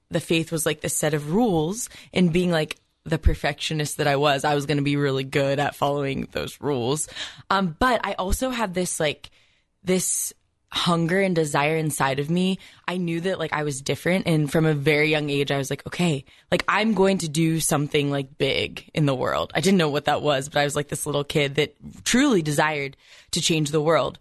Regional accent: Columbus, Ohio, United States; I grew up in a Catholic family, you know, pretty close to just in Columbus.

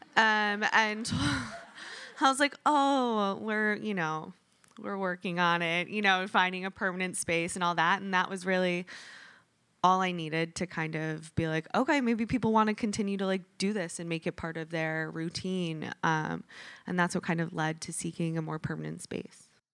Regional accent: Michigan, United States; moved away; I'm from Michigan.

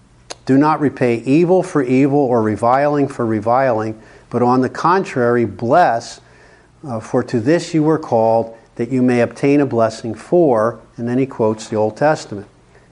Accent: New Jersey/Pennsylvania, United States; now in California, United States; I had to learn that when I came out from New Jersey, Pennsylvania area, to California.

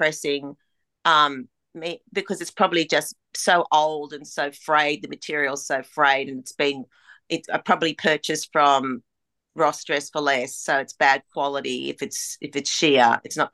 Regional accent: Australia; accent: broad Australian; moved away; also born or lived in United States; my accent's even more broad, more broad Australian every time I come back.

